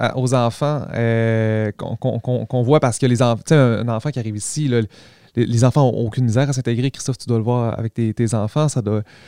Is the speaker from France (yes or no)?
no; Quebec, Canada; nous, en tant que Québécois, on, a nos, travers